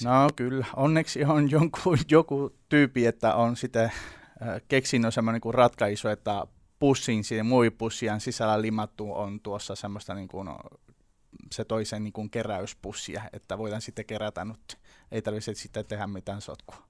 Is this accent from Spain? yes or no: yes; Seville, Andalusia, Spain; Finnish is a second language; moved away; Mä oon tota Sevillasta kotoisin, ihan siellä Andalusiassa etelässä Espanjassa